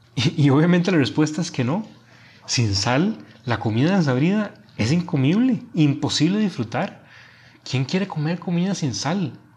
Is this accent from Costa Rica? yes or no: yes; Costa Rica; now in Monterrey, Mexico; soy originario de Costa Rica y viviendo ahora en Monterrey